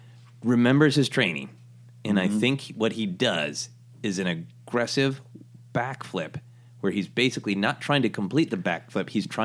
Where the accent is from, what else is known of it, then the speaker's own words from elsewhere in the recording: Minnesota, United States; You know, I'm from Minnesota, a land of ice and snow, and there is a particular joy and shame.